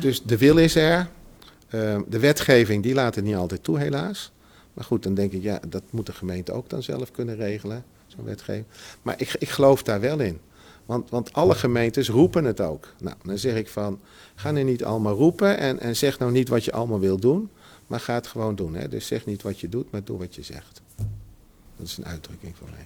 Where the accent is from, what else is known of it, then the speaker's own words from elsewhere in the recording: Utrecht, Netherlands; ik ben, geboren in Utrecht. Dus ik ken Utrecht eh, goed